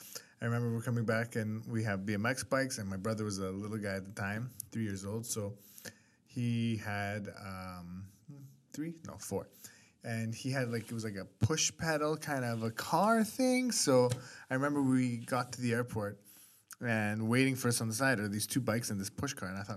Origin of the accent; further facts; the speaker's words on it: Edmonton, Alberta, Canada; So I grew up in Lorelei